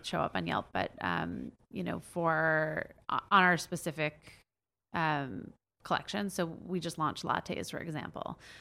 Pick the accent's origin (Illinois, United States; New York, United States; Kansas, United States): New York, United States; I'm from New York